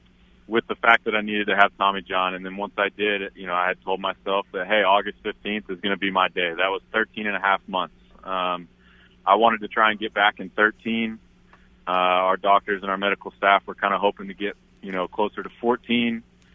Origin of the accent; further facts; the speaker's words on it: Oklahoma, United States; I'm going to root for my state. A lot of those guys were born and raised in Oklahoma. And, you know, some of them, you know, back when I went to Oklahoma State, I knew some of those guys.